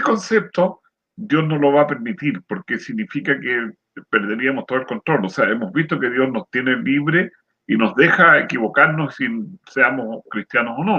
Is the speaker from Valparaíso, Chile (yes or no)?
yes; San Antonio, Valparaíso, Chile; yo soy nacido en el campo, cerca de San Antonio, por allá por Cuncumén